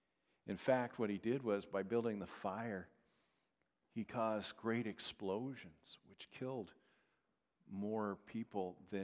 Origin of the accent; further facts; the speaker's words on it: Strathmore, California, United States; now in Minnesota, United States; I'm from Strathmore.